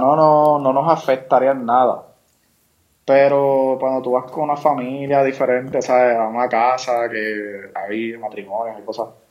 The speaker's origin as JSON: {"language": "Spanish", "country": "Puerto Rico", "said": "somos ciudadanos americanos"}